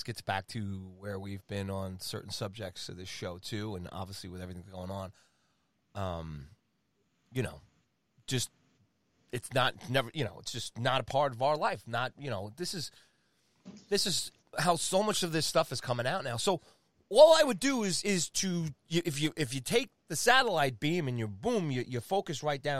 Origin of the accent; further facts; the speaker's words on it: Long Island, New York, United States; I am a boy from Long Island, New York.